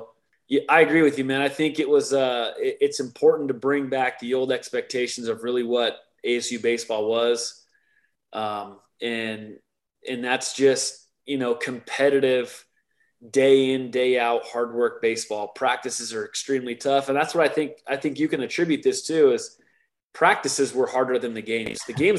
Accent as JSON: {"language": "English", "region": "Arizona", "country": "United States", "tie": "born or raised there", "said": "I grew up in Arizona."}